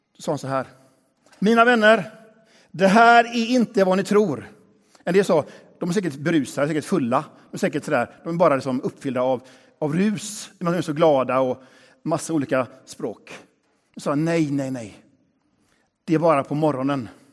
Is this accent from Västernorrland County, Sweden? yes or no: no; Västra Götaland, Sweden; har min bakgrund i den här kyrkan. Här är jag uppvuxen